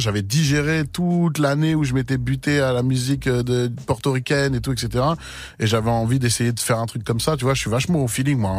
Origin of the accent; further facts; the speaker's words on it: Seine-et-Marne, Île-de-France, France; chez nous, dans le 7 là où on a grandi